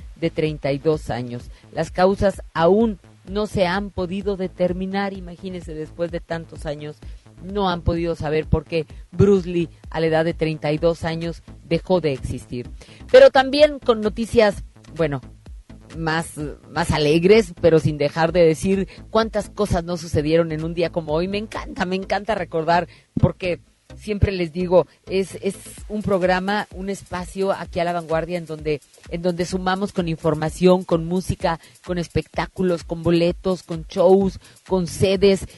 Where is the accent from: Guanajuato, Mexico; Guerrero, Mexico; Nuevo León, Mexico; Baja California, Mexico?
Nuevo León, Mexico; Monterrey; lo hago orgullosísima como buena regia